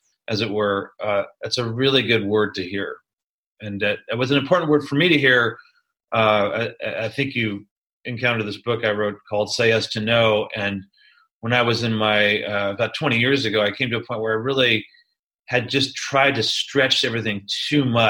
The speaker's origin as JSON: {"language": "English", "area": "Silicon Valley, Mid-Peninsula", "region": "California", "country": "United States", "tie": "born or raised there", "also_born_or_lived": "New York City, United States", "moved": "yes", "lives_now": "Chico, United States", "said": "I grew up in the Silicon Valley, you know, in the Mid-Peninsula"}